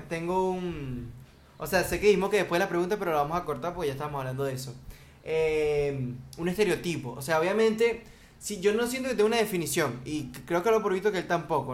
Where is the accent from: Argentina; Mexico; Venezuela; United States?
Venezuela; now in Dominican Republic; yo soy venezolano, pero yo, yo, yo vivo aquí, ¿verdad? En República Dominicana